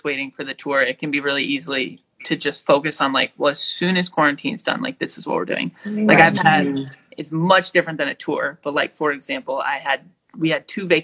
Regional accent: Michigan, United States; now in Chicago, United States; I'm from Michigan. I live in Chicago right now

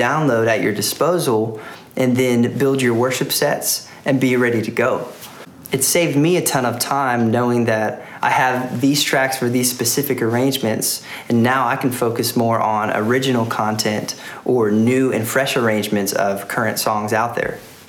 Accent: Nashville, Tennessee, United States; I'm from Nashville, Tennessee.

